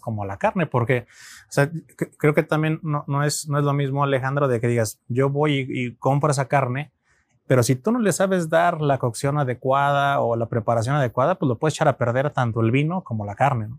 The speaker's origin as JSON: {"language": "Spanish", "country": "Mexico", "said": "como mexicanos"}